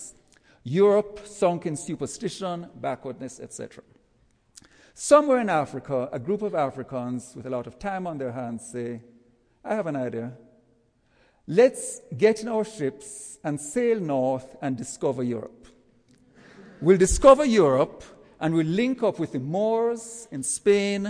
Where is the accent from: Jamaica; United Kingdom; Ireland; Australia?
Jamaica; now in United States; As you can tell from my accent, I'm not from around these parts. Let's say I go back to Jamaica, which is where I'm from